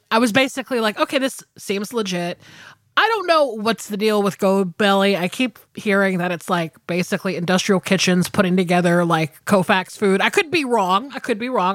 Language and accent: English; Georgia, United States; I'm from Georgia.